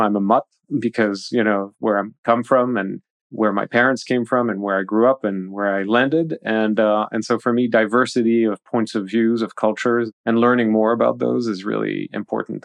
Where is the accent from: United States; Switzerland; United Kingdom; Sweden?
Switzerland; also born or lived in Paris, France; being in Paris at an early age and then moving to Switzerland when, you know, the socialists came to power in France in the eighties